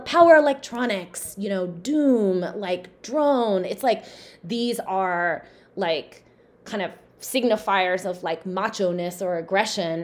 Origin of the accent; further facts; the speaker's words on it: Southern California, United States; growing up in Southern California